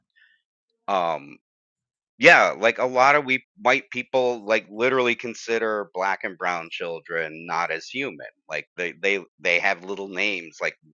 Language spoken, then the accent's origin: English; Bridgeport, Connecticut, United States; I grew up Italian Catholic in Bridgeport